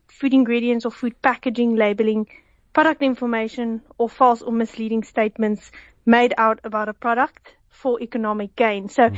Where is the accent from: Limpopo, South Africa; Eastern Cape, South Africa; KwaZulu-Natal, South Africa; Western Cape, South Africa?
Western Cape, South Africa; Villiersdorp; I'm from Villiersdorp.